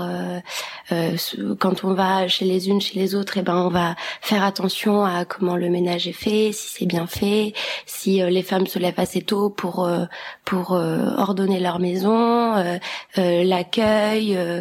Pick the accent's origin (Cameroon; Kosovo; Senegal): Kosovo; moved away; je viens du Kosovo